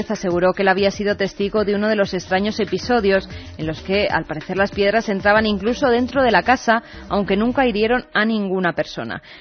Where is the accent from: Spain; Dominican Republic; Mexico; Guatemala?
Spain; Madrid, Community of Madrid; de Madrid